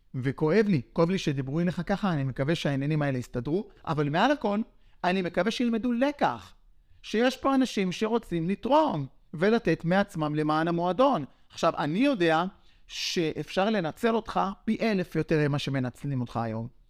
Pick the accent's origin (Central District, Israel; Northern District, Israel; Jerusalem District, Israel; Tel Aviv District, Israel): Central District, Israel; Yavne; אנחנו מרוקאים מיבנה, מהשכונה